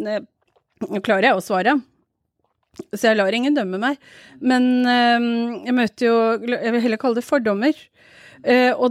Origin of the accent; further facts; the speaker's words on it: Norway; Jeg pleier å si jeg er fra Pakistan, jeg. For det er mye enklere, for de aksepterer ikke å høre at jeg er fra Norge.